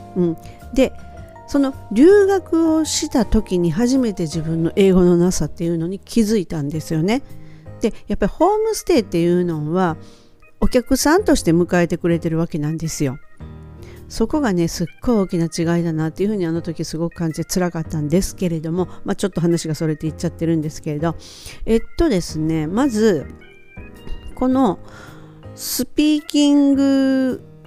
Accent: Japan; 私たちみたいに日本で生まれて日本で育って英語っていうのを第二言語として学校で学び出す

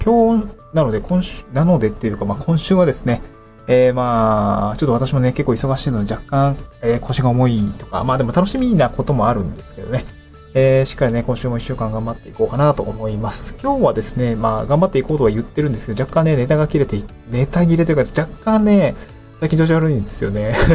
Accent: Niigata, Japan; moved away as an adult; also born or lived in Aomori / Tokyo; now in Awaji Island, Japan; 私はあの、新潟に生まれて、え雪国で18年ぐらい暮らして

